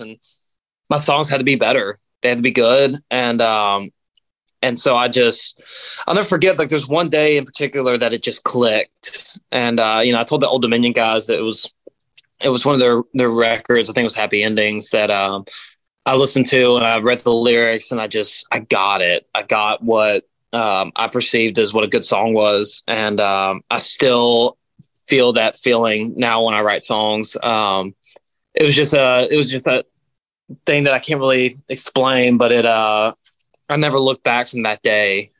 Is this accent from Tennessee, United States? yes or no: yes; Knoxville, Tennessee, United States; I'm from Tennessee. I'm from Knoxville, Tennessee. Uh, all East Tennessee, man, and uh, proud to be from there